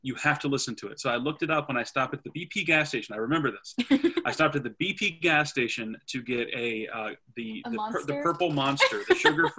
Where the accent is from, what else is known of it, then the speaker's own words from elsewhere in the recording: Westerville, Ohio, United States; I am from the Westerville area originally. I went to school here